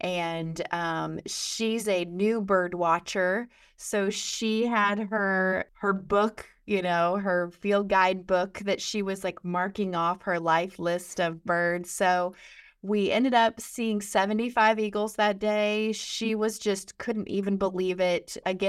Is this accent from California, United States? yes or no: no; Illinois, United States; So I am from Western Illinois, right on the river.